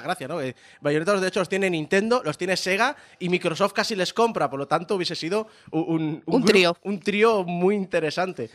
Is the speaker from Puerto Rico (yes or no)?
no; Spain; éramos 47 millones de españoles